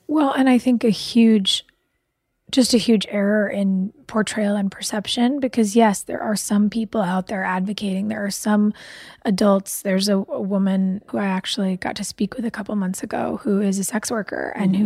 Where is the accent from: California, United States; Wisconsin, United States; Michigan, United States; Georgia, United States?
California, United States; Pasadena; I grew up in Pasadena